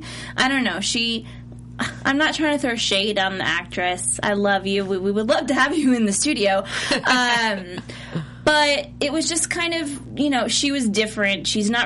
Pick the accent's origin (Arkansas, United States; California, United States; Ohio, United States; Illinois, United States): Ohio, United States; and I'm from Ohio